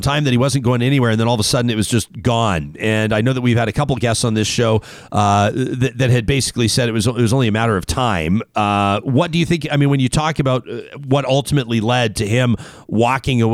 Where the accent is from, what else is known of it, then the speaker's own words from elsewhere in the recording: Calgary, Alberta, Canada; as a young man growing up in South Calgary, Southern Alberta, through the 1980s and the 1990s